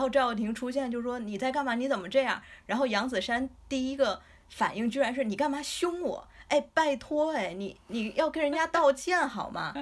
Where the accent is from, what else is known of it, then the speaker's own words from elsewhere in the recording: China; 我们中国人